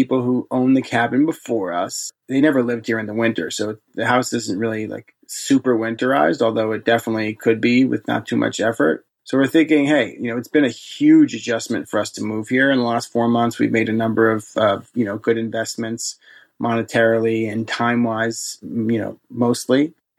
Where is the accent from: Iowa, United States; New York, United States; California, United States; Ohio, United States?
New York, United States; New York City; Now, I'm from New York City, but even though this is like 2 hours away from New York City, it's like night and day difference in temperatures.